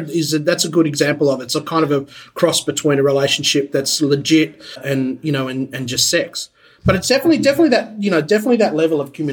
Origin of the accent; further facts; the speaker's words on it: Australia; now in Los Angeles, United States; Unfortunately, I'm Australian